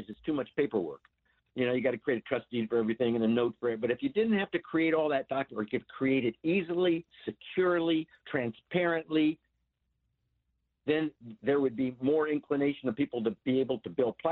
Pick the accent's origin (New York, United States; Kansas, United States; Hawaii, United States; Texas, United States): Hawaii, United States; I was born in Hawaii